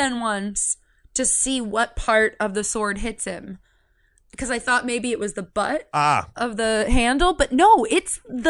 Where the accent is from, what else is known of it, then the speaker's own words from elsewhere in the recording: Yountville, California, United States; I'm from Yucksville. I'm actually from Yontville.